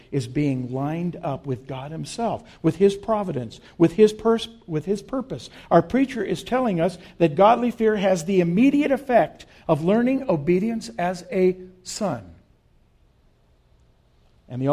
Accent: Las Cruces, New Mexico, United States; moved away as an adult; I grew up in Las Cruces

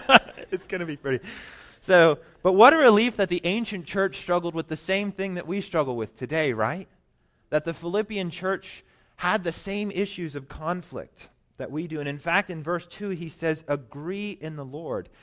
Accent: Colorado Springs, Colorado, United States; moved away as an adult; also born or lived in New York City; I grew up in Colorado, Colorado Springs

